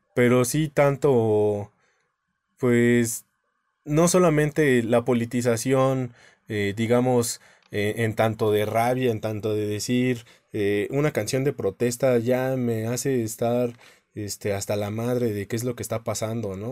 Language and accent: Spanish; Mexico; como mexicana